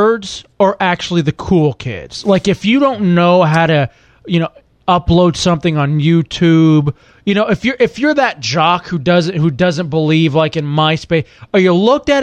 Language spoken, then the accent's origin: English; Texas, United States; moved away; I grew up in Texas